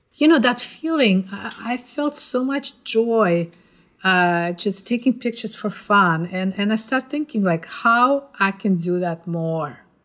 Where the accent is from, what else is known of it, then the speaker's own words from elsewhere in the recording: Ufa, Bashkortostan, Russia; moved away as an adult; now in New York City, United States; I was born in Ufa, uh, it's the capital of Bashkortostan